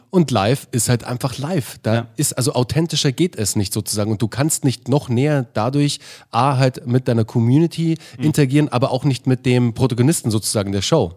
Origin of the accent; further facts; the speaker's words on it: Munich, Bavaria, Germany; moved away as an adult; also born or lived in Berlin; ich bin als, äh, Mün als Münchner Jung